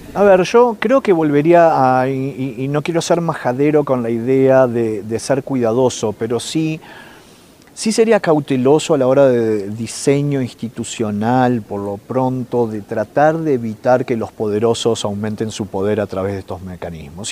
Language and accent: Spanish; Uruguay; now in Chile; yo soy uruguayo que vive en Chile